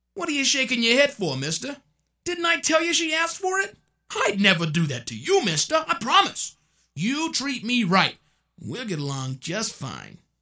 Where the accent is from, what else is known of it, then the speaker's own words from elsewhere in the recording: Oklahoma, United States; a white guy from Oklahoma, with a New York accent